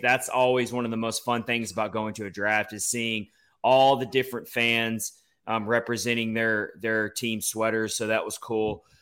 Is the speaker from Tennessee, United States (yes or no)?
yes; Nashville, Tennessee, United States; now in Florida, United States; Nashville and, uh, my hometown, the town I love. I do live down here in Florida now, but Nashville is always gonna be home